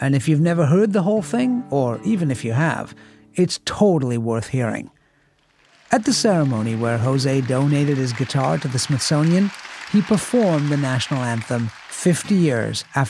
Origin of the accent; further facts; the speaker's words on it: England, United Kingdom; I grew up in England, and when we moved to England as a kid in the 60s, in the 70s as well